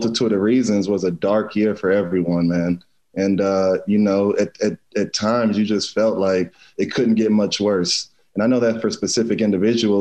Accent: Pflugerville, Texas, United States; moved away as an adult; now in Kansas City, United States; my hometown school, Spring Hill, out in Pflugerville

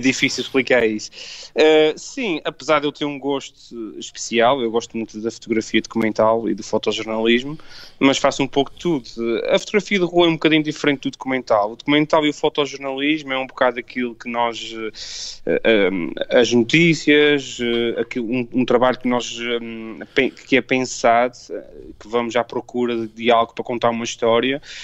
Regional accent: Azores, Portugal; eu sendo açoriano

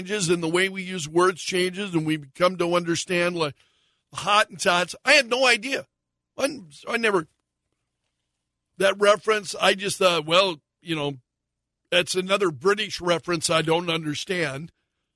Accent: United States; as an American

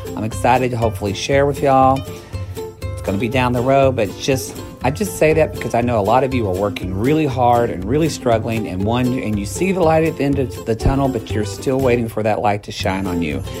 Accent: the South, United States; moved away; also born or lived in Oklahoma / Texas; I'm originally from Oklahoma and Texas

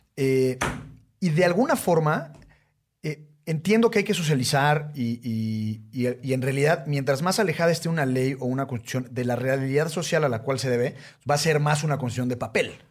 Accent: Mexico

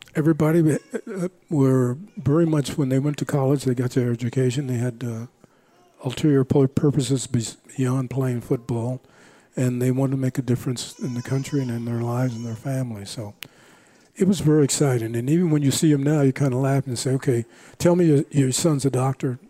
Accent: Los Angeles, California, United States; also born or lived in Langston, Oklahoma; I'm from Los Angeles

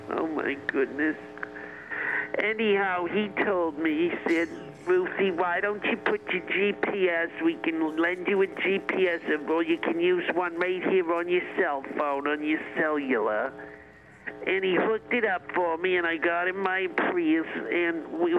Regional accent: Rochester, New York, United States; I'm an old lady. I'm 85. I'm from Rochester, New York.

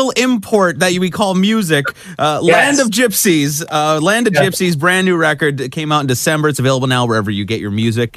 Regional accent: native reservation outside Montreal, Quebec, Canada; I'm from a native reservation just outside of Montreal

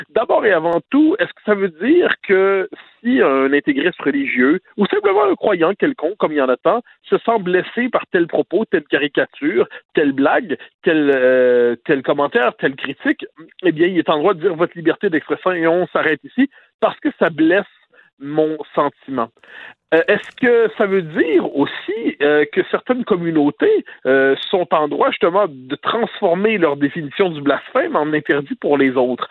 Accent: Quebec, Canada; en tant que Québécois francophone

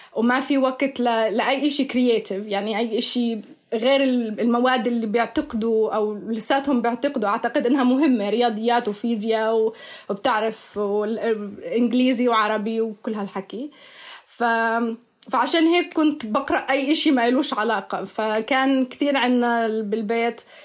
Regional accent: Bethlehem, West Bank, Palestine; moved away as an adult; also born or lived in United Kingdom / Netherlands; now in Edinburgh, United Kingdom; أنا لاجئة فلسطينية انولدت وتربيت في مخيم عايدة للاجئين في بيت لحم

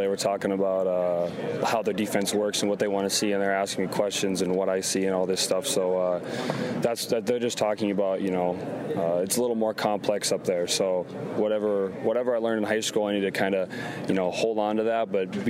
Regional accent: Fargo, North Dakota, United States; born or raised there

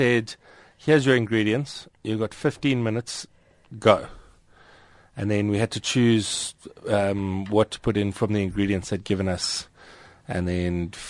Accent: Johannesburg, Gauteng, South Africa; I'm Joburg born and bred. So I've lived here my entire life, mostly around the Randburg area.

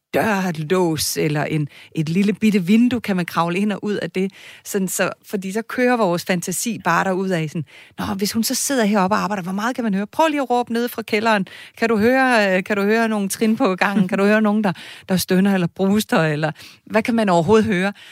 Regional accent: Kalundborg, Zealand, Denmark; Jeg er fra Kalundborg

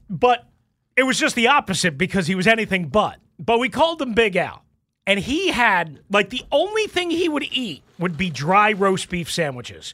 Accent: New York, United States; I grew up in New York

